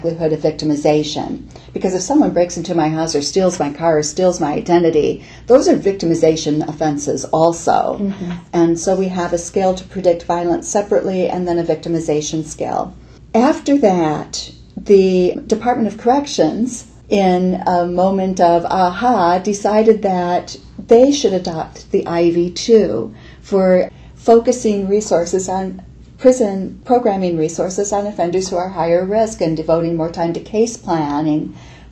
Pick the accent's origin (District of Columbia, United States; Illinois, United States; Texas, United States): Illinois, United States; now in Iowa, United States; I grew up in Illinois.